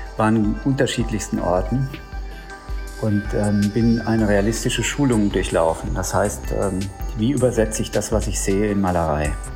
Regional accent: Germany; ich empfinde mich dann gerade, wenn ich im Ausland bin, ähm, ja, als, äh, als Deutscher

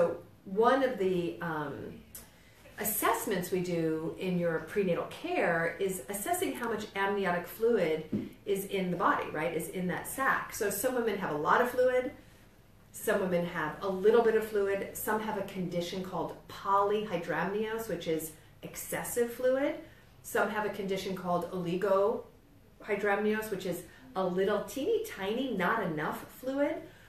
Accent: New York, United States; accent: New York; Did you hear my New York accent?

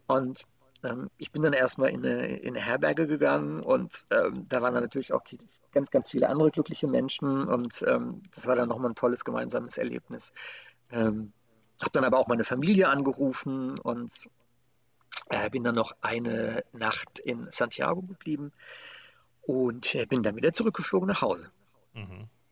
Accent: Germany; wo ich herkomme. Und dann sagte ich Deutschland

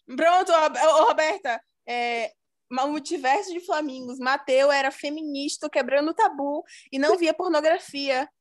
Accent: Bahia, Brazil; eu sou da Bahia

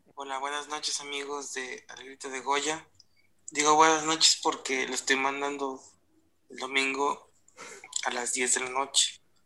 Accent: Mexico; Somos, mexicanos

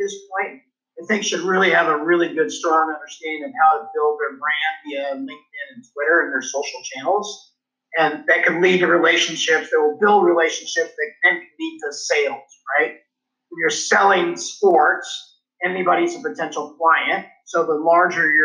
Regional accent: Los Angeles, California, United States; I grew up in Los Angeles

